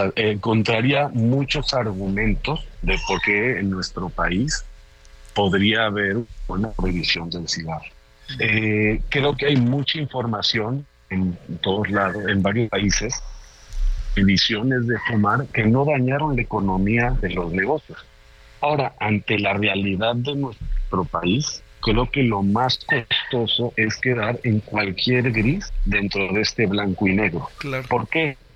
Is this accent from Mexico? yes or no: yes; Mexico; como mexicano